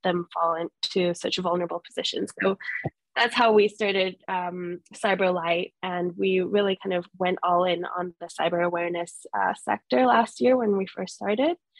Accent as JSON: {"language": "English", "region": "Jakarta", "country": "Indonesia", "tie": "born or raised there", "also_born_or_lived": "London", "moved": "yes", "lives_now": "Singapore", "said": "I am Singaporean, but I grew up in Jakarta most of my life"}